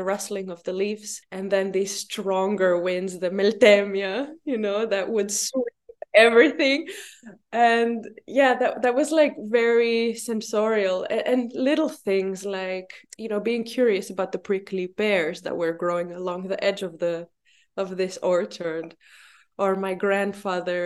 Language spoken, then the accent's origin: English; Luxembourg; moved away as an adult; also born or lived in Brussels, Belgium; now in Crete, Greece; I was born in Luxembourg, and I spent my childhood and, yeah, most of my youth in Luxembourg